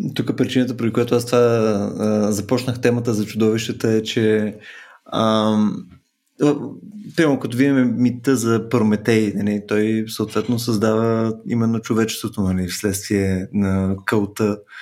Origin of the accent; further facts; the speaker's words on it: Bulgaria; ние сме българи